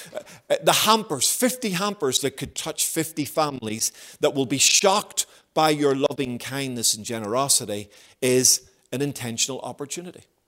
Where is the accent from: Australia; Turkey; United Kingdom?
United Kingdom; Belfast, Northern Ireland; moved away as an adult; also born or lived in Havercroft; I grew up in Belfast